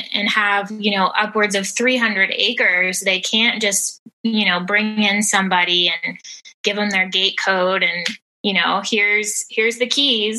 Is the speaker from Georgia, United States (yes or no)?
yes; Georgia, United States; also born or lived in North Texas; now in Texas, United States; I am originally from North Texas and lived there for a little over 7 years before moving to Georgia, and spent 15 years living in the metropolitan area before moving back to Texas, where I currently live